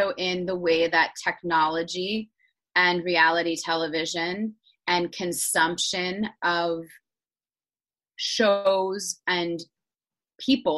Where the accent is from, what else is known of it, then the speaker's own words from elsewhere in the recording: Pittsburgh, Pennsylvania, United States; moved away as an adult; also born or lived in New York; I'm in my hometown of Pittsburgh, and I moved back